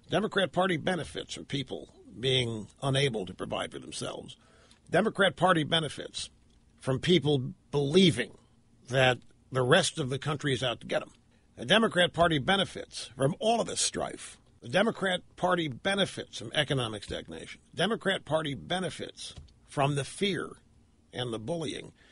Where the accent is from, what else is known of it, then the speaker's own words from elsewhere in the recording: United States; You know, I'm, I'm an American. I love this country.